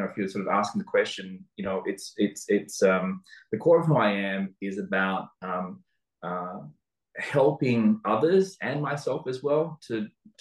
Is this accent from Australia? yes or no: yes; Sydney, New South Wales, Australia; moved away as an adult; also born or lived in Vietnam; now in Singapore; I was born in Vietnam, grew up in Sydney